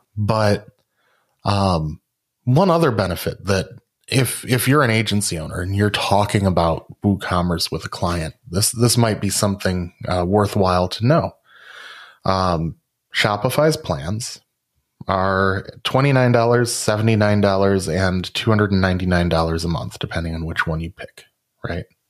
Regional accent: Rockford, Illinois, United States; my hometown of Rockford, Illinois

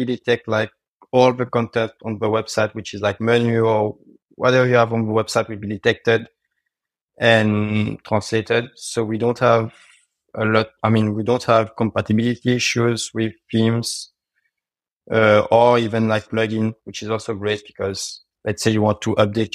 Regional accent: France; English is a second language; I'm from France and I speak French.

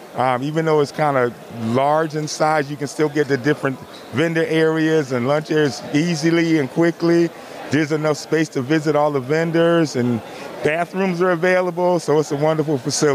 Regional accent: Jacksonville, Florida, United States; I'm from Jacksonville, Florida.

